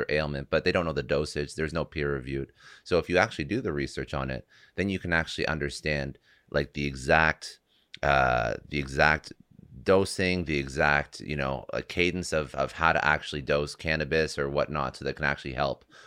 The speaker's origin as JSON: {"language": "English", "country": "Canada", "said": "I'm Canadian"}